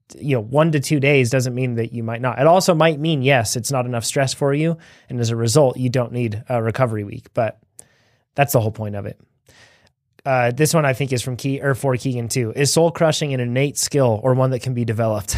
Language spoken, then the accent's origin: English; United States; we're from the United States of America